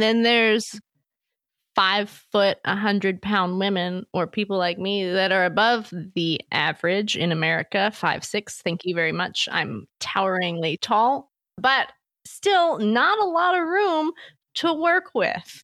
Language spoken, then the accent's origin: English; Louisiana, United States; I'm from Louisiana